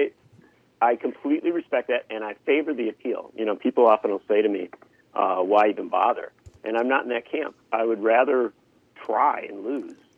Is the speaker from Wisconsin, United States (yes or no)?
yes; Union Grove, Wisconsin, United States; I grew up in Union Grove, which when I was born was population 970